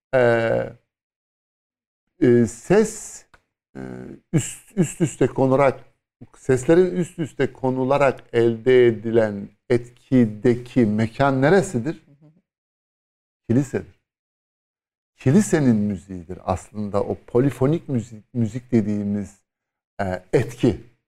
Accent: Istanbul, Turkey; Bir İstanbullu olarak

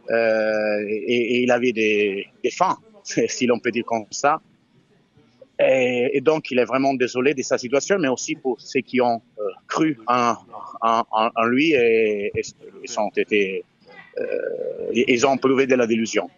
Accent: Italy; French is a second language; je suis italien

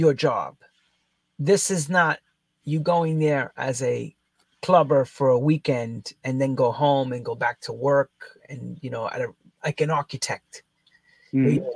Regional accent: United States; I come from America

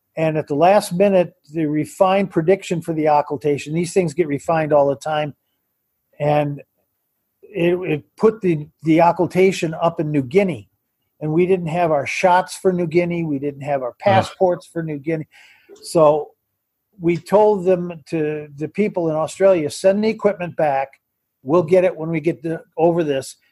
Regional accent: Detroit, Michigan, United States; moved away as an adult; now in Tucson, United States; Detroit was where I was born and raised

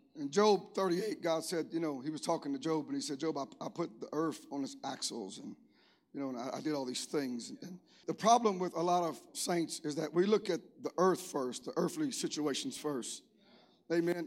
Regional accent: Cajun, Louisiana, United States; I'm Cajun

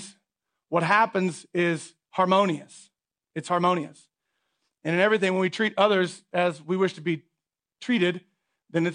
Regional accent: United States

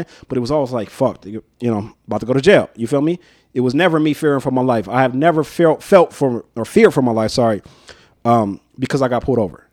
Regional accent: North Las Vegas, Nevada, United States; life growing up in North Town

